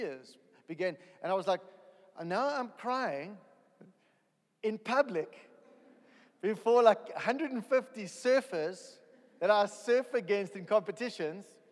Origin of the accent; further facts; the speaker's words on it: East London, Eastern Cape, South Africa; moved away; I'm a South African. I was born in East London, in a little corner of South Africa